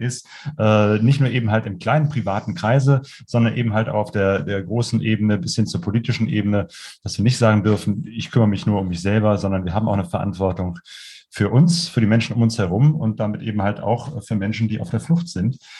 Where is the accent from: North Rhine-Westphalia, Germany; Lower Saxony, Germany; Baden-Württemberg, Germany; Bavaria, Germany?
North Rhine-Westphalia, Germany; near Cologne; ich komme ja aus der Nähe von Köln